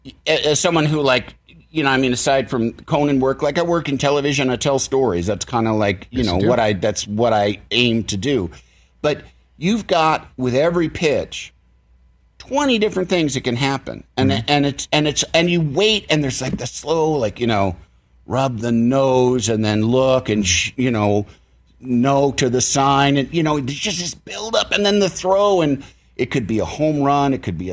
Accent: Illinois, United States; I'm from Illinois.

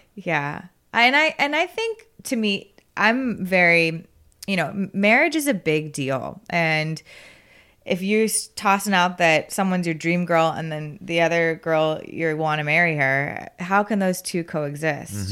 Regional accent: South Florida, United States; now in Austin, United States; I go home and I'm from South Florida

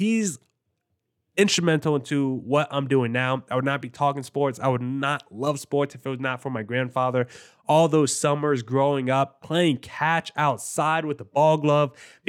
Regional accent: New Jersey, United States; Like, I grew up in New Jersey. Everyone was Yankees fans.

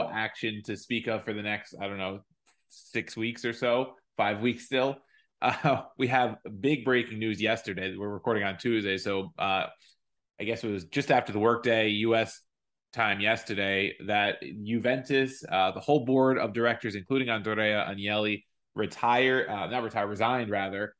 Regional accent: United States; as an American

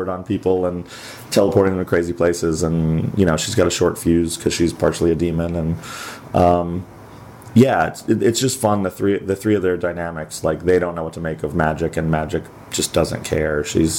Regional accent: New York, United States; I'm from New York

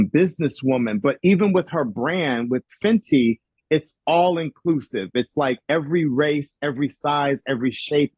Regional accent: Chicago, Illinois, United States; moved away; I'm from Chicago and I ride hard for people from Chicago. That's my hometown

